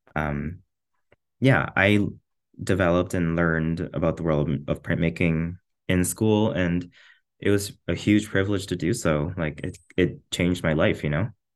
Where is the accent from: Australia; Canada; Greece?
Canada; Trochu, Alberta; now in Edmonton, Canada; I'm from a very, very small town in rural Alberta, like central Alberta, like, kind of between, kind of like the halfway point between Edmonton and Calgary, like off Highway two. Um, it's called Trochu.